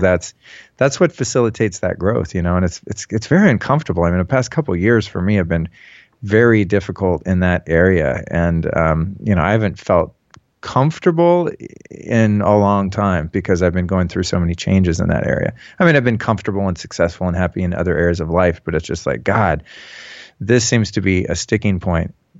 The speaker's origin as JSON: {"language": "English", "region": "Northern California", "country": "United States", "also_born_or_lived": "Hollywood, California", "said": "I'm from Northern California originally. I moved to Hollywood in nineteen eighty-nine"}